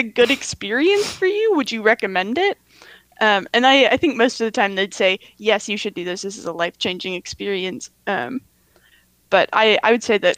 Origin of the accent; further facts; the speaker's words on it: Northfield, Minnesota, United States; I'm from Northfield, Minnesota, so land of cows, colleges, and contentment